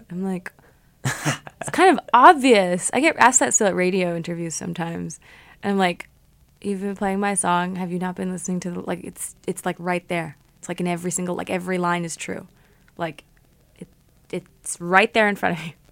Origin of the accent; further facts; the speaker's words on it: Canada; also born or lived in Germany / Connecticut; I grew up in Canada, so I was born in Germany, but I moved after three months.